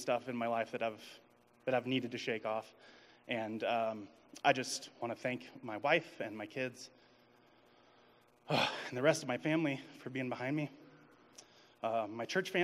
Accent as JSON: {"language": "English", "town": "East Peoria", "region": "Illinois", "country": "United States", "moved": "yes", "lives_now": "Raleigh, United States", "said": "am originally from East Peoria, Illinois, but we just moved to Raleigh, North Carolina"}